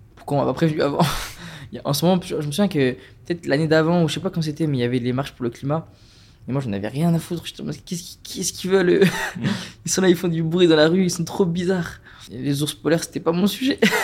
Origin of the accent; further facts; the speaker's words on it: Strasbourg, Grand Est, France; je viens de Strasbourg